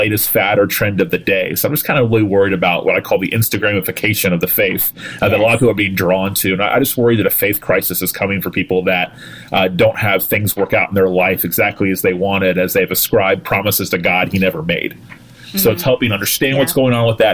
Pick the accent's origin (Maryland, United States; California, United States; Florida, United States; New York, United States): Florida, United States; Tallahassee; pastor in my hometown where I grew up